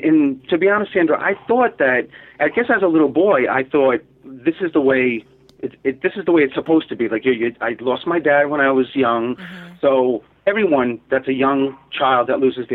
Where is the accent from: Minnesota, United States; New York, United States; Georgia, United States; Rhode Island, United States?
Rhode Island, United States; Providence; growing up in Providence, Rhode Island